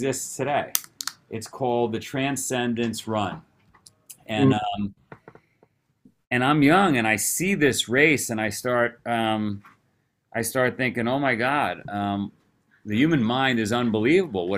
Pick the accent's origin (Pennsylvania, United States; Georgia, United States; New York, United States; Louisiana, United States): New York, United States; New York City; moved away as an adult; also born or lived in Vermont; I grew up in Queens, New York.